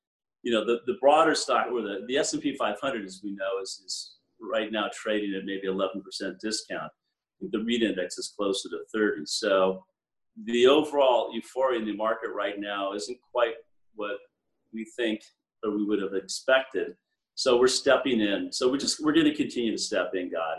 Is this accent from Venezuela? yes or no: no; United States; also born or lived in Europe; I'm an American, but I work at a firm full of Canadians